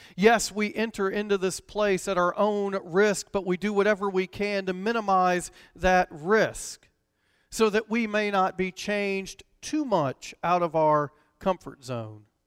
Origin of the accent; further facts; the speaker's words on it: Decatur, Georgia, United States; the church I grew up in in Decatur, Georgia